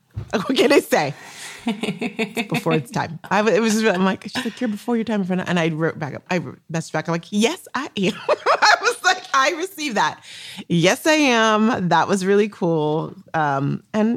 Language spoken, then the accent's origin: English; Arizona, United States; Arizona, my hometown